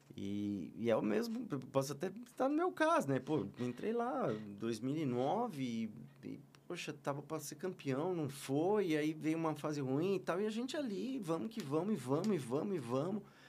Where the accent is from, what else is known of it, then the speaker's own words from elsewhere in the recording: Osasco, São Paulo, Brazil; Sou de São Paulo, sou de São Paulo. Eu sou nato de Osasco, cidade de, de louco